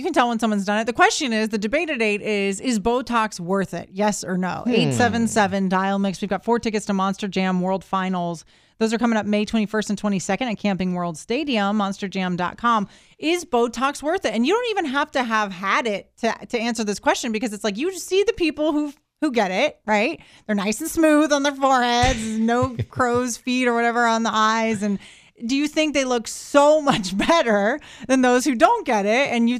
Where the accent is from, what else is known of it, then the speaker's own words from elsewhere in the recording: The Woodlands, Texas, United States; I grew up in the Woodlands.